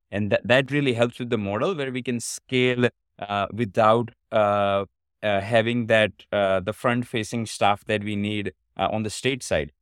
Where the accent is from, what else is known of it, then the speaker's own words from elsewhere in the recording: India; moved away as an adult; now in United States; I was born in India, but I've been in States for about past seventeen years